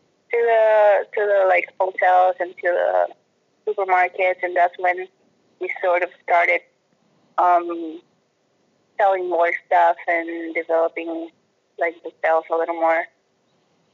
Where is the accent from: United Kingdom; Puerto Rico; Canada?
Puerto Rico; Vieques; moved away as an adult; now in Santa Cruz, United States; I was born in Puerto Rico, and I lived my whole life in the little island of Vieques, which is a tiny little island on the east of Puerto Rico, but it's part of Puerto Rico